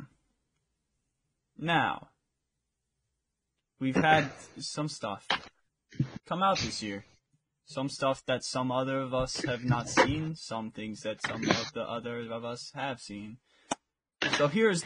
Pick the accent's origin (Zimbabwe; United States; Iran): United States; I'm American